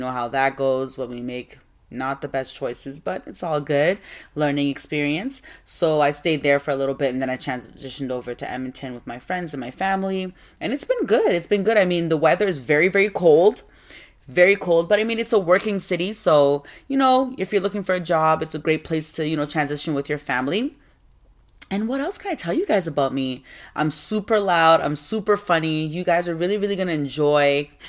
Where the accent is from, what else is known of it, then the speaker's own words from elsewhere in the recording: Nigeria; Well, I'm from West Africa. Both my parents are Ghanaian. So I was born in Nigeria because my parents went over there to work. But I'm Ghanaian.